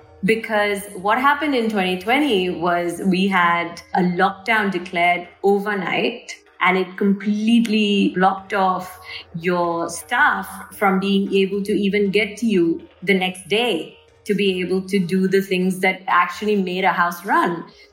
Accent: Dubai, United Arab Emirates; If I looked at my own upbringing, and I grew up in Dubai with a working mother

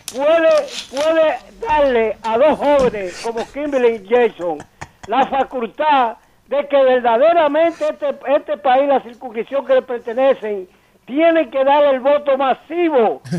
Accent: Dominican Republic; also born or lived in Bronx, New York; now in Orlando, United States; quien le habla, hace dos semanas tuvo que viajar de, emergencia a mi país por la muerte de un hermano.

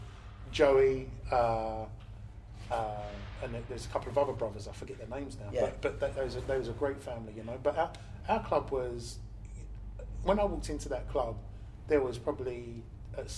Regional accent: London, United Kingdom; I was brought up in Stratford and Ilford, sort of East London borders of Essex

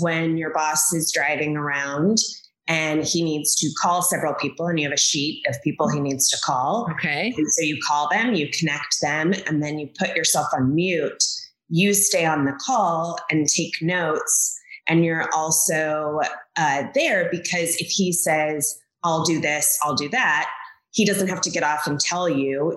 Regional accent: Kentucky, United States; moved away as an adult; also born or lived in Washington, District of Columbia, United States / Los Angeles / New York / Chicago; I grew up in Kentucky.

